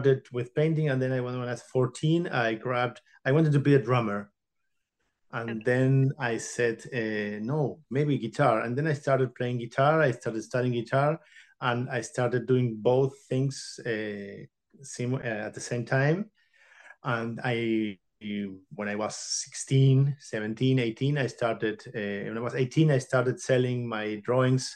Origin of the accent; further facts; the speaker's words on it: Buenos Aires, Argentina; I was born in Argentina in 1978. And I started with my painting lessons, my painting, my inspiration, my creativity in plastic, in painting and drawing when I was six at a local workshop near my home in Argentina, in Buenos Aires capital.